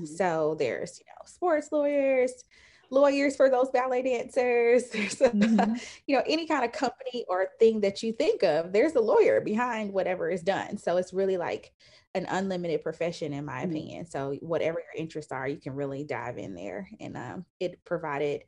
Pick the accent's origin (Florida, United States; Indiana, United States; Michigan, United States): Indiana, United States; Indianapolis; also born or lived in Atlanta; now in Nashville, United States; I am originally from Indianapolis. I live in Nashville, Tennessee